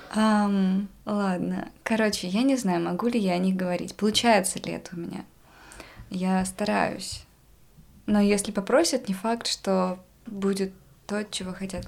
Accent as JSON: {"language": "Russian", "town": "Yakutsk", "region": "Sakha Republic", "country": "Russia", "said": "Я из Якутска"}